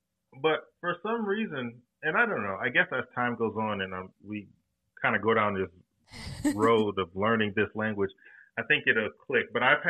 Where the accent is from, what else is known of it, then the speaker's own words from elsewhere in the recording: Detroit, Michigan, United States; first language English; growing up in Detroit, we actually used to watch the Canadian version of Sesame Street.